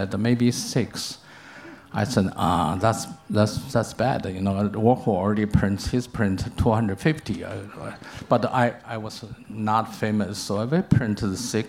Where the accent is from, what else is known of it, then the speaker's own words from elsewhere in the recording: China; moved away as an adult; also born or lived in New York; I come back to China